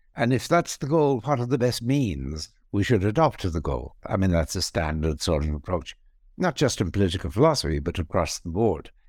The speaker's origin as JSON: {"language": "English", "country": "Ireland", "tie": "born or raised there", "also_born_or_lived": "England / Australia / Princeton, United States", "moved": "as an adult", "said": "I was born in Ireland. I was also trained in Ireland in philosophy. I moved then to England, where I had some positions there and moved in 1984 to the Australian National University"}